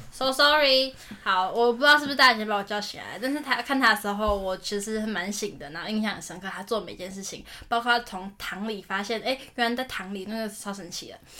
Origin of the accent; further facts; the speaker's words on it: Taiwan; 我们台湾人